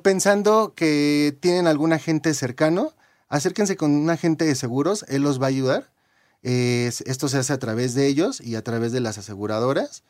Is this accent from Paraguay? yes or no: no; Mexico; como mexicanos, eh, los que nos registramos en nuestro primer empleo después de 1997